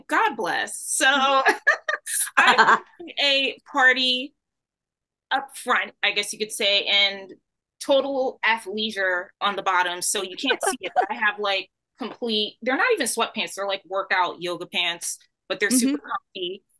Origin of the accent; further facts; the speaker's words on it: United Kingdom; I told you I'm a British.